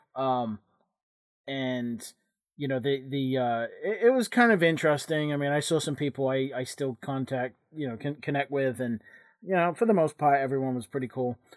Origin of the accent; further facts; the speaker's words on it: England, United Kingdom; moved away; when I was growing up in England